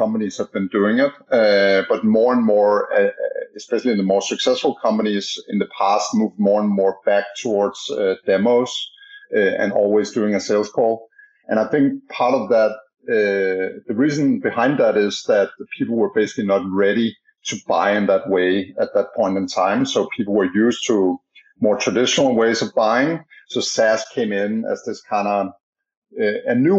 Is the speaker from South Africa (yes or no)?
no; Denmark; now in San Francisco, United States; as you can maybe hear by my strange accent, I'm from Denmark originally, but I'm based in San Francisco.